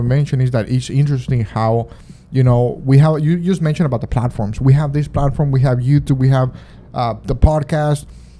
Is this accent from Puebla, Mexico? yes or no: no; Monterrey, Nuevo León, Mexico; from my hometown, Monterrey